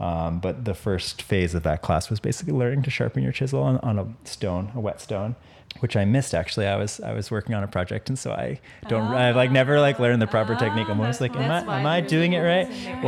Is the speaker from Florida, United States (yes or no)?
no; Massachusetts, United States; also born or lived in Connecticut; I grew up in Massachusetts. So I'm an East Coast person and basically hung in that area for most of my life.